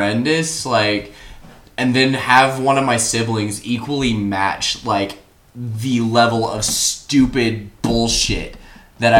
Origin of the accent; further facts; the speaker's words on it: the South, United States; I'm from the South